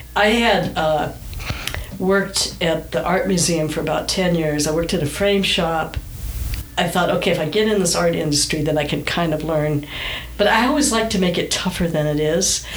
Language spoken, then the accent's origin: English; Southern California, United States; also born or lived in Michigan; We moved to California from Michigan when I was nine